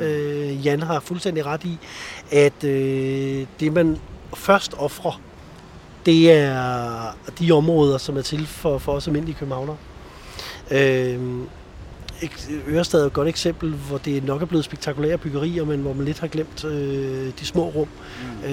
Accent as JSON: {"language": "Danish", "town": "Copenhagen", "region": "Capital Region of Denmark", "country": "Denmark", "said": "det bekymrer mig som københavner"}